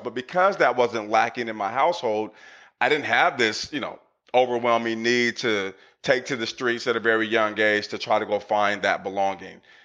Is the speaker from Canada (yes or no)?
no; Portland, Oregon, United States; I grew up in Northeast Portland in the 80s